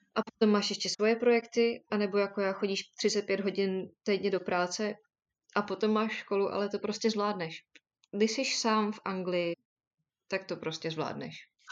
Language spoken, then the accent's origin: Czech; Czechia; moved away as an adult; also born or lived in Derby, England; now in United Kingdom; chtěla jsem odejít z Česka